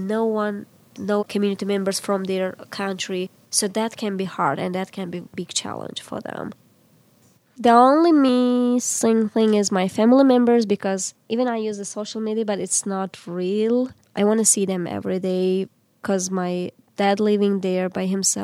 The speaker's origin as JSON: {"language": "English", "country": "Uzbekistan", "tie": "born or raised there", "second_language": "English", "moved": "as an adult", "lives_now": "Pittsburgh, United States", "said": "I am from Uzbekistan, which is located in Central Asia, and I was born in teacher's family."}